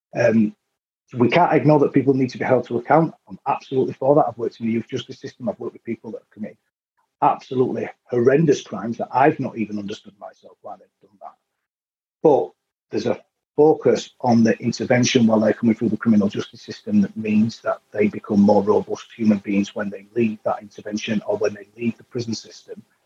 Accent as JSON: {"language": "English", "town": "Leeds", "region": "Yorkshire and the Humber", "country": "United Kingdom", "said": "I was from Leeds"}